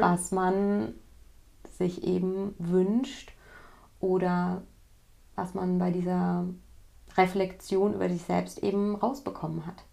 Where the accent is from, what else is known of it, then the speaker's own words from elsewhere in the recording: West Germany, Germany; ich komme jetzt aus Westdeutschland